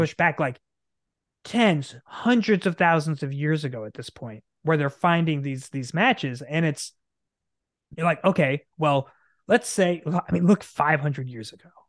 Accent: Nebraska, United States; moved away as an adult; also born or lived in Arizona; we born and raised in Nebraska, right dead center in the middle

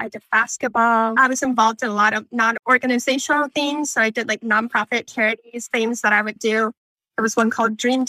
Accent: Michigan, United States; moved away as an adult; now in North Carolina, United States; I grew up in Michigan and participated in the camp that you just talked about

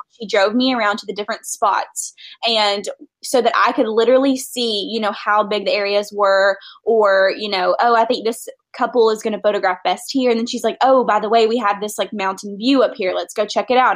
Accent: Nashville, Tennessee, United States; I'm from Nashville

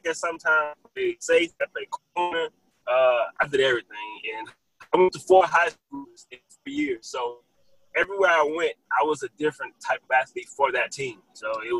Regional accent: New Orleans, Louisiana, United States; now in Texas, United States; Originally, I am from New Orleans, Louisiana

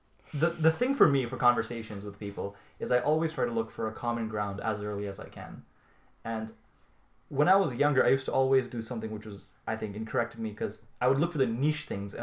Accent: Singapore; I come from Singapore, and Singapore is a tropical country with the same temperature every day of the year.

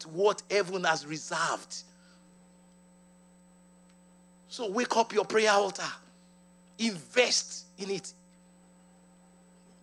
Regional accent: Ibadan, Oyo, Nigeria; I grew up in Nigeria, and I'm proud of it.

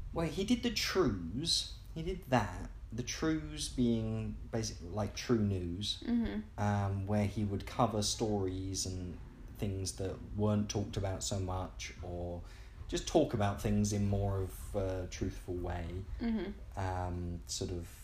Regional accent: England, United Kingdom; as an English person

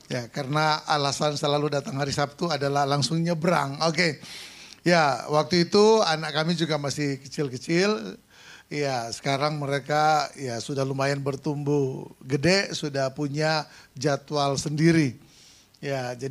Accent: Sangihe, North Sulawesi, Indonesia; Di kampung saya di Sangihe sana acara dan semarak Natal dan tahun baru baru selesai tanggal 31 Januari.

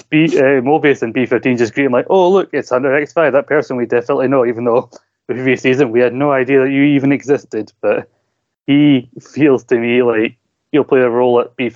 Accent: Scotland, United Kingdom; You know I'm Scottish by enunciating what I'm saying

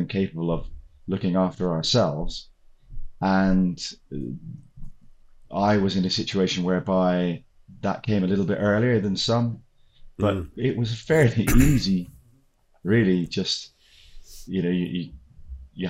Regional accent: South Africa; moved away as an adult; also born or lived in United Kingdom; The significant issues in my teen years with the apartheid situation, segregation issues, which I felt very strongly about and was not comfortable with, and ultimately left the country rather than doing military service

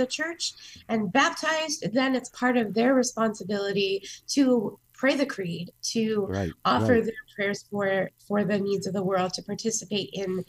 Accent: United States; I'm a mutt. I'm a typical American. I'm Polish. I'm Irish, German, Welsh, Scottish.

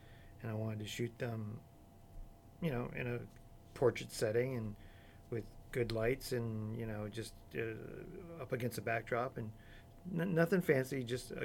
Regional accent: Florida, United States; born or raised there; also born or lived in Chicago

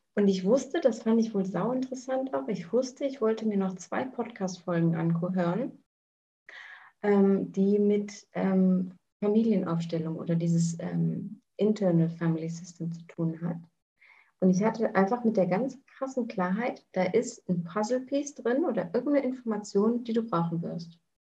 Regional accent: Germany; moved away as an adult; also born or lived in New Zealand; ich bin in Deutschland geboren, ähm, habe eine deutsche Mutter, einen englischen Vater und habe die letzten Jahre ähm, viel im Ausland verbracht.

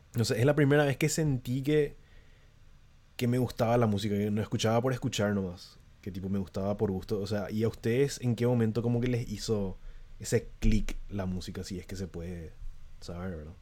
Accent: San Lorenzo, Central, Paraguay; yo tampoco soy de Asunción, ¿verdad? Pero tipo, soy de alrededores, soy de San Lorenzo

